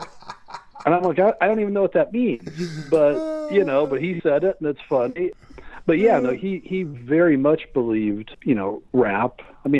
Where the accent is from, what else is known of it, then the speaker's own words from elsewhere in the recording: Santa Cruz, California, United States; I'm a kid from Santa Cruz, California. White kid. I'm really white, you know, like aspirin white.